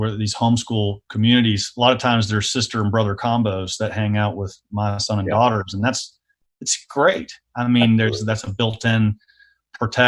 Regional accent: the South, United States; I grew up in the South

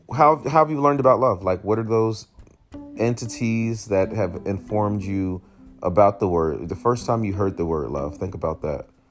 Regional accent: United States; born and raised in the United States of America

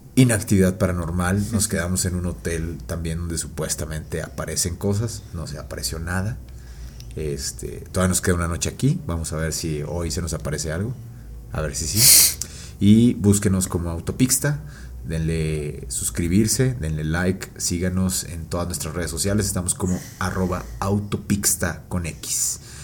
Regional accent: Mexico; somos mexicanos

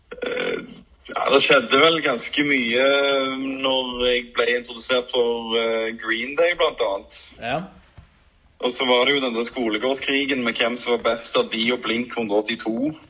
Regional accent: Stavanger, Rogaland, Norway; Jeg vokste opp på Madla

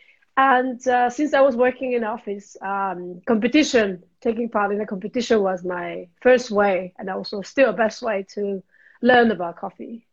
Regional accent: Japan; English is a second language; moved away as an adult; also born or lived in London; now in Switzerland; I'm originally from Japan. It's been almost 10 years I live in Switzerland.

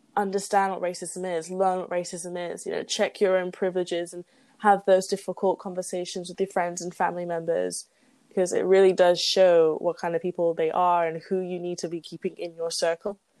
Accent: England, United Kingdom; moved away as an adult; I'm an immigrant from a quote unquote good country like England, like a Western not, country, like I'm from a Western country

